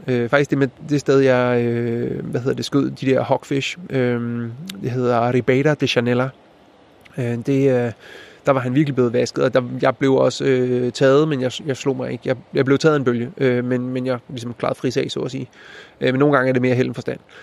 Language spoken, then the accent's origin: Danish; Denmark; som dansker